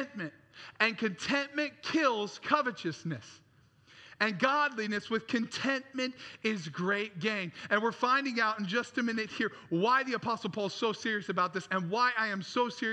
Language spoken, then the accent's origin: English; Traverse City, Michigan, United States; I grew up in Traverse City, Michigan